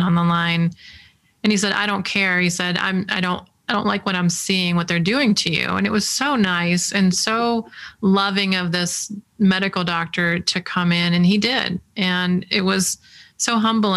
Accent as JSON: {"language": "English", "town": "Detroit", "region": "Michigan", "country": "United States", "said": "I'm an engineer from Detroit"}